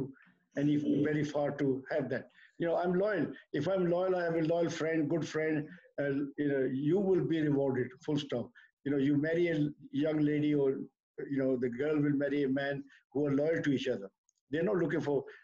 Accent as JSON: {"language": "English", "country": "India", "moved": "yes", "lives_now": "United Kingdom", "said": "we come from India"}